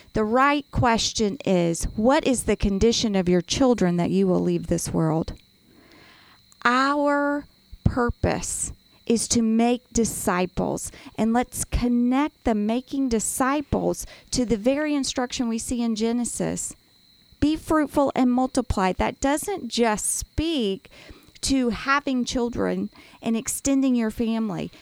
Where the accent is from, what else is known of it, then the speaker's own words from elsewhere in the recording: United States; as an American